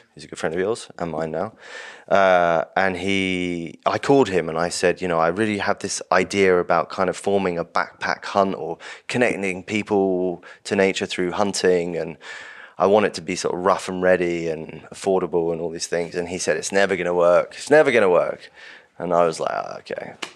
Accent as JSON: {"language": "English", "region": "London", "country": "United Kingdom", "tie": "born or raised there", "said": "I grew up in Urbanite in London, vegetarian"}